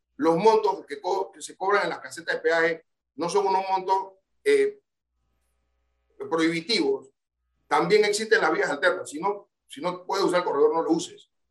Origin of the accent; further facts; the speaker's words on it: Panama; esa libertad que nosotros tenemos como panameños